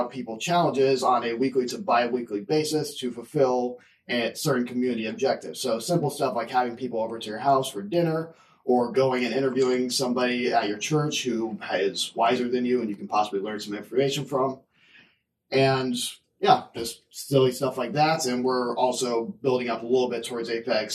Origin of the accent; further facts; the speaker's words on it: southwestern Missouri, United States; I am from southwestern Missouri